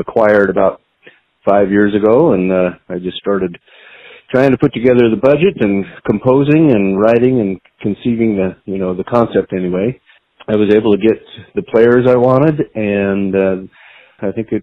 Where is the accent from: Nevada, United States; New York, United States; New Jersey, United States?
Nevada, United States; Reno; also born or lived in Pocatello, Idaho; I was born in a little Idaho town called Pocatello. Pocatello, Idaho. But I was raised in Reno